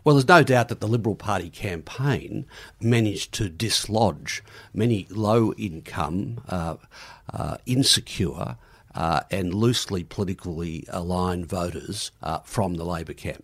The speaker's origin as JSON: {"language": "English", "region": "Queensland", "country": "Australia"}